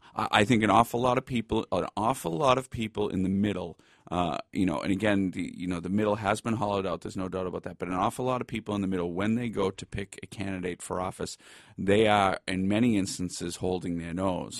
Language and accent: English; Boston, Massachusetts, United States; moved away as an adult; also born or lived in Dorchester / East Milton; now in Galway, Ireland; I was, uh, born and raised in Boston